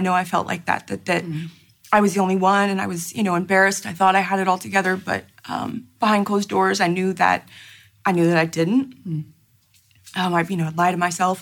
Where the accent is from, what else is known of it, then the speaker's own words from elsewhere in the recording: Houston, Texas, United States; my hometown church in Houston